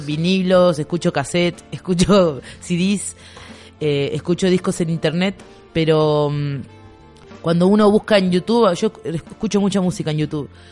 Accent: Buenos Aires, Argentina; yo vengo de Buenos Aires

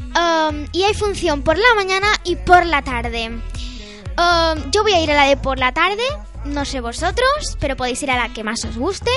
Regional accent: Almería, Andalusia, Spain; now in Calvià, Spain; mi pueblo, que es Almería

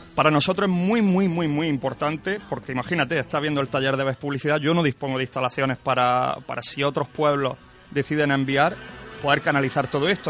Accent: Garrucha, Andalusia, Spain; me siento afortunado de que mi pueblo están a la altura de, las circunstancias

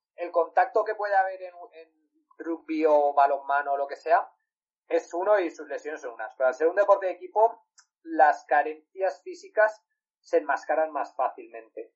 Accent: Valencia, Valencian Community, Spain; yo soy de Valencia

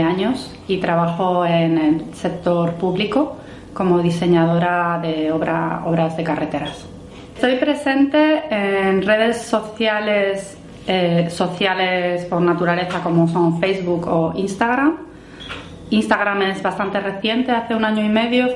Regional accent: northern Spain, Spain; now in Brussels, Belgium; soy española del norte de España

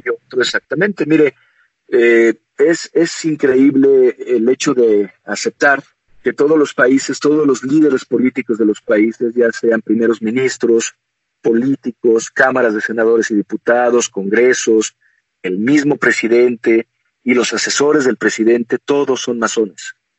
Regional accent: Mexico; como mexicano, como guerrero azteca, a pesar de que mi apellido es extranjero, yo nací aquí en México

